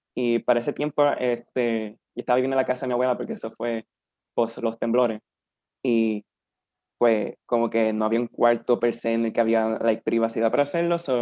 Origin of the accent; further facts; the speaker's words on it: Peñuelas, Puerto Rico; un nene de 23 años, de un pueblito llamado Peñuela